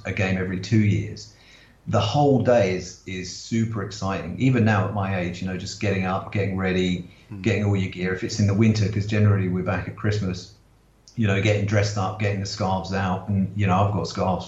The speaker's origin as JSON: {"language": "English", "town": "Swindon", "region": "South West England", "country": "United Kingdom", "tie": "born or raised there", "moved": "yes", "lives_now": "Singapore", "said": "And I was born in Swindon"}